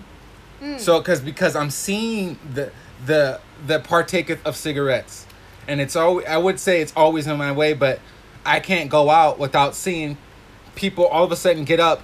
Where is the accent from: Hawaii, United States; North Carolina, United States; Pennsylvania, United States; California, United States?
Hawaii, United States; I'm from Hawaii